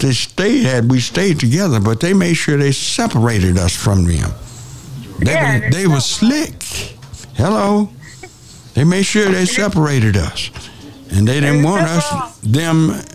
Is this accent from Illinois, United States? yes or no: no; South Central Texas, United States; My hometown is South Central Texas